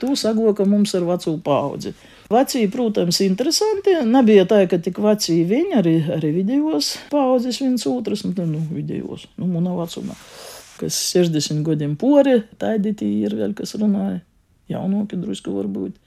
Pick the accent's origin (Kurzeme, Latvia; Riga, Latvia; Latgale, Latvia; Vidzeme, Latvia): Latgale, Latvia; accent: Latgalian; first language Latgalian; Mana latviešu valoda ir mana dzimto valoda, līdz skolai es citas latviešu valodas nezināju